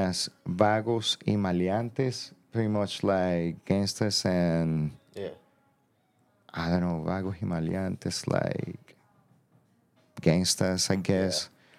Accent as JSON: {"language": "English", "country": "Venezuela", "tie": "born or raised there", "said": "my favorite hip-hop band growing up in Venezuela, bro."}